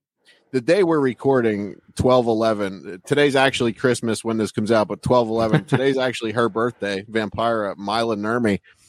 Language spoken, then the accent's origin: English; Allentown, Pennsylvania, United States; moved away; I'm actually originally from Pennsylvania, so it was like around Allentown, Pennsylvania.